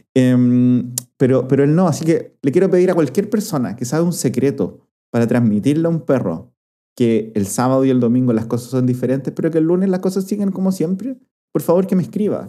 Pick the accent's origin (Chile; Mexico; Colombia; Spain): Chile